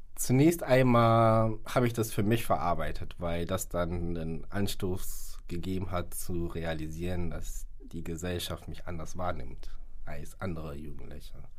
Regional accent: Hamburg, Germany; also born or lived in Ghana; gebürtig aus Ghana und lebe seit meiner Lebenszeit hier in Hamburg

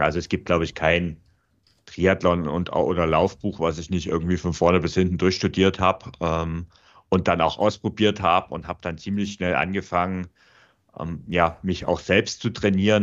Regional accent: Vogtland, Saxony, Germany; moved away as an adult; now in Munich, Germany; ich bin auch aus der Heimat weggezogen. Also ich komme ursprünglich aus dem Vogtland ähm, und bin dann nach München gezogen

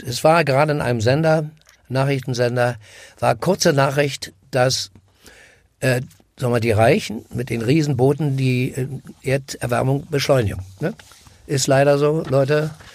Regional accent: Berlin, Germany; bin am Karl-Marx-Platz groß geworden

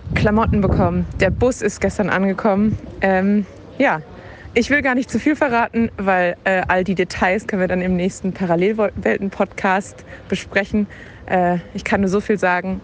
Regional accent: Germany; bei uns in Deutschland

